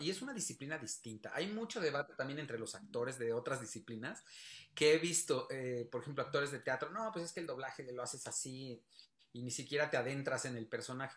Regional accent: Mexico; en nuestro país

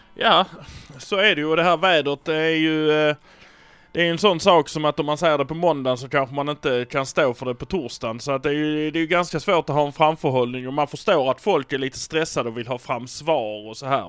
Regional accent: Malmö, Skåne, Sweden; vi är från Malmö

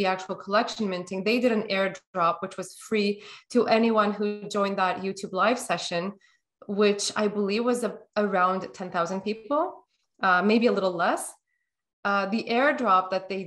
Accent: Turkey; now in North America; Although I live in North America, things are more available to me than if I was living in my home country, which is Turkey

